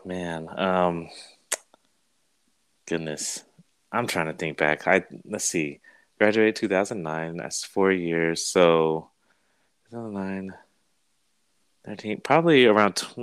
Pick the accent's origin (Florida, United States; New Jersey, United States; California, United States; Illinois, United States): California, United States; Monterey; also born or lived in Arkansas; now in Aliso Viejo, United States; I was born in Monterey, California. So I grew up, next to the coast, the beach